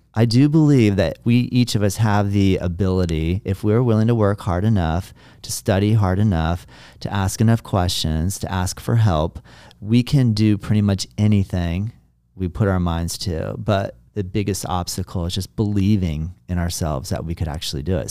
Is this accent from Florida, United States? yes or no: yes; Juno Beach, Florida, United States; moved away; also born or lived in US West Coast; now I'm in my hometown and my family is here